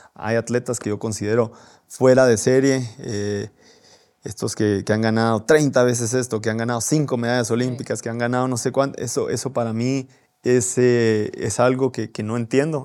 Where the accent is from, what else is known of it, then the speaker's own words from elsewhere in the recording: Guatemala; de qué estamos hechos los guatemaltecos